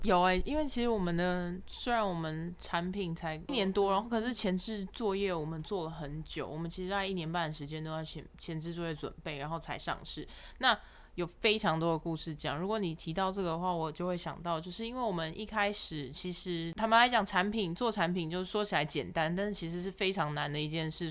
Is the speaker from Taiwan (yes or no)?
yes; Taiwan; moved away as an adult; also born or lived in Shanghai / United Kingdom; 其实我们都来自于台湾